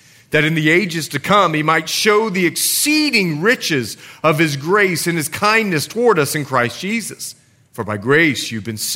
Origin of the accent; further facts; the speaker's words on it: Bahamas; moved away as an adult; also born or lived in Montana; I'm from the Bahamas.